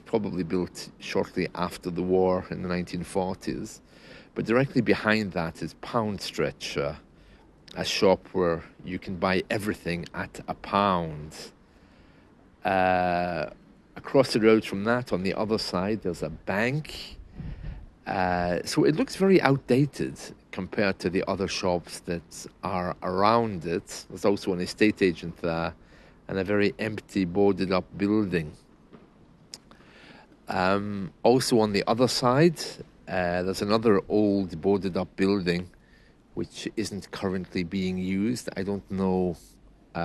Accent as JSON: {"language": "English", "country": "United Kingdom", "said": "it's something that we are taught at school, you know, about being British."}